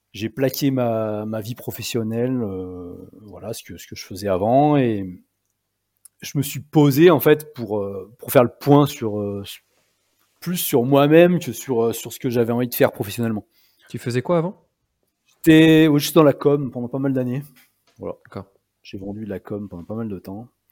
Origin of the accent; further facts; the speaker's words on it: Combe de Savoie, Auvergne-Rhône-Alpes, France; dans mon pays, en fait, là où j'ai grandi, en Combe de Savoie